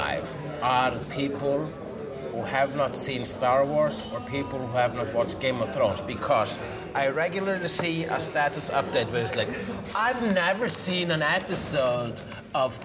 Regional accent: Iceland; I'm Icelandic

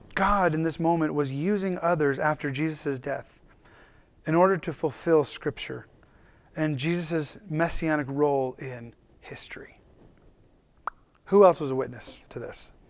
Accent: United States; for us as an American culture

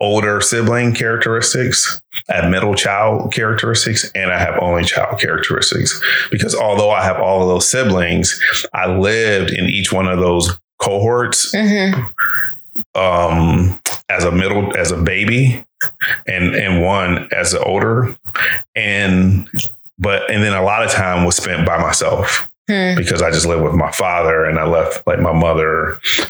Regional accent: Reston, Virginia, United States; also born or lived in Detroit, Michigan; I ended up in my father's house and grew up there from 8 until I left

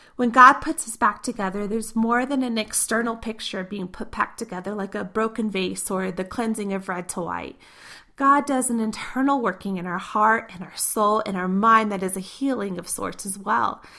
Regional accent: Missouri, United States; moved away; My parents still live in the three-story house I grew up in Missouri

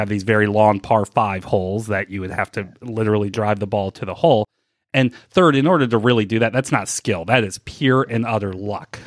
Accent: St. Louis, Missouri, United States; moved away as an adult; also born or lived in Milwaukee; now in Cincinnati, United States; I grew up in Saint Louis. I moved away in two, at the end of two thousand four

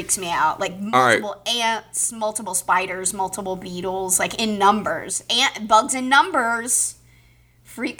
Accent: the South, United States; moved away; growing up in the South

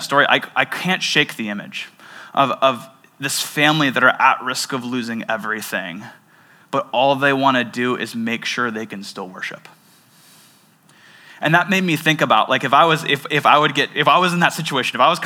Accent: Seattle, Washington, United States; I grew up in the Seattle area

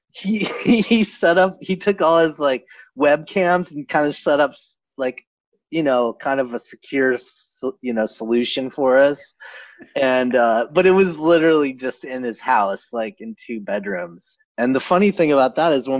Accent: Boulder, Colorado, United States; moved away as an adult; now in Los Angeles, United States; I lived in Boulder. I'm from Boulder

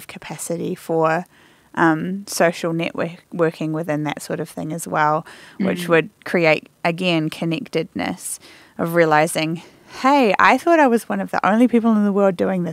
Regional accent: New Zealand; moved away; I'm from New Zealand

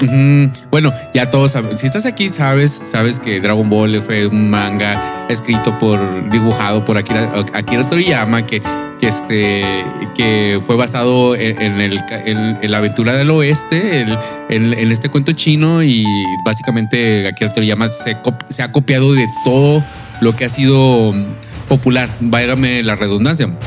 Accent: Monterrey, Nuevo León, Mexico; now in United States; yo soy de Monterrey, Nuevo León. Esta, también estoy aquí en Estados Unidos, aquí, aquí resido

